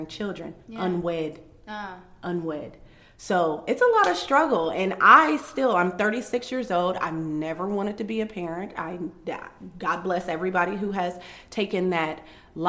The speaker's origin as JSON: {"language": "English", "town": "Columbus", "region": "Ohio", "country": "United States", "said": "I'm from Columbus, Ohio, where people are validated by how many children they have"}